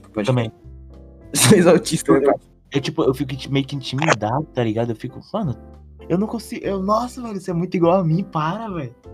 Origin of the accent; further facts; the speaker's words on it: Bahia, Brazil; Mal preguiça, mano, sou baiano.